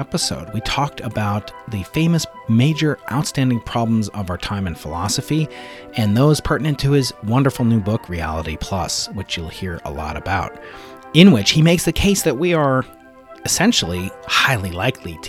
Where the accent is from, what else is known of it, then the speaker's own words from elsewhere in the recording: New York, United States; now in San Diego, United States; But I am a native New Yorker. I'm a born and bred in New York. So sometimes sometimes the accent will come out